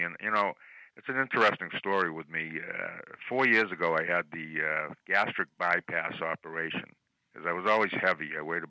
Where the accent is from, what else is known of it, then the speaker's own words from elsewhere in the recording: Chelsea, Massachusetts, United States; also born or lived in Newton, Massachusetts; Growing up in Chelsea, I might as well mention that I'm the only Jew ever to move from Newton to Chelsea.